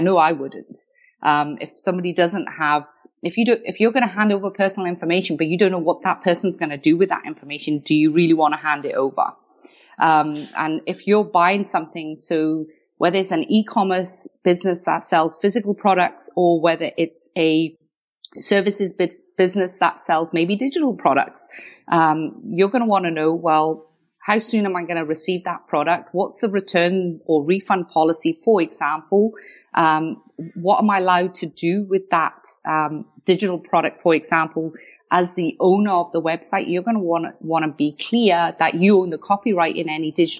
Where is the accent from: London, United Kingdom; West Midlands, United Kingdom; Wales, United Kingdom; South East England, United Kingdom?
Wales, United Kingdom; accent: Scottish; but I'm from Wales originally by a bit of Scottish accent because I studied my law degree in Scotland.